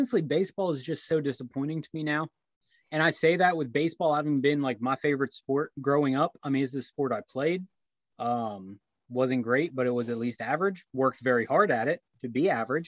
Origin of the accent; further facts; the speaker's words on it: near Reading, Pennsylvania, United States; where I grew up, where we were closer to the Reading Phillies